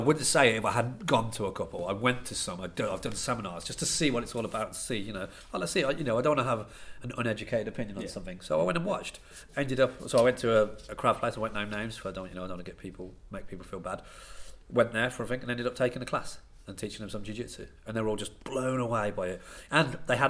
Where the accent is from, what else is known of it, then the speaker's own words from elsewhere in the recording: Banbury, South East England, United Kingdom; I am from Banbury